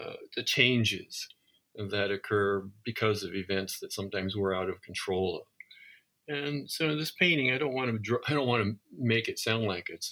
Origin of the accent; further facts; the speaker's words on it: Southwest Iowa, United States; I grew up in Southwest Iowa